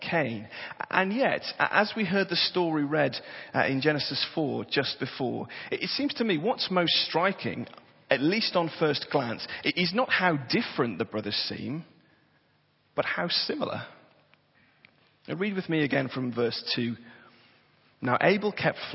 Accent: Tyneside, North East England, United Kingdom; I was born and bred on Tyneside

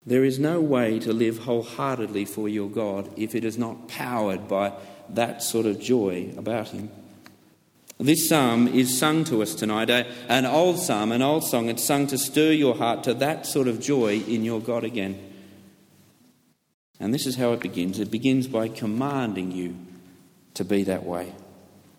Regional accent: United Kingdom; I'm British.

